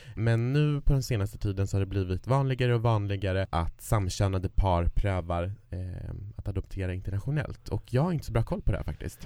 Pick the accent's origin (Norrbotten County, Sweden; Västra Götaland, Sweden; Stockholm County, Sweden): Norrbotten County, Sweden; Kiruna; moved away; där jag kommer ifrån Kiruna så är det vanligare att man skaffar barn tidigare